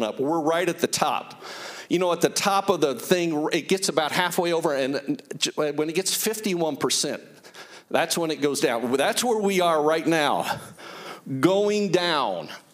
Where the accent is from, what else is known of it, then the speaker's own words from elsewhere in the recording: Greenfield, Indiana, United States; we grew up in Greenfield, a community of about 10,000 people. I grew up beyond there, about 10 miles